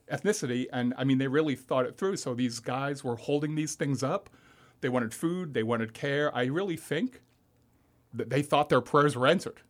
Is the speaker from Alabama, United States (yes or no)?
no; Long Island, New York, United States; moved away as an adult; also born or lived in Manhattan, New York; now in Florida, United States; I grew up on Long Island, New York